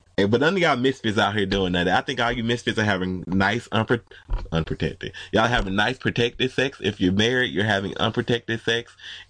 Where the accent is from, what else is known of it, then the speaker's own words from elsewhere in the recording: Atlanta, Georgia, United States; I'm from Atlanta